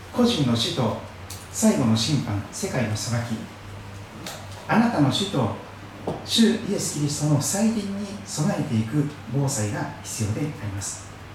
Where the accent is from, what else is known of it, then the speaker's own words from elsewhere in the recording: Shikoku, Kochi, Japan; moved away; 私の生まれ育った四国の高知県